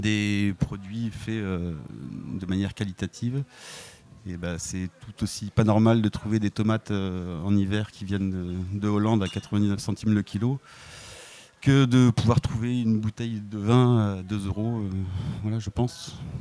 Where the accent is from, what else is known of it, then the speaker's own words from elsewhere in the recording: Var, Provence-Alpes-Côte d'Azur, France; quand j'étais gamin dans le Var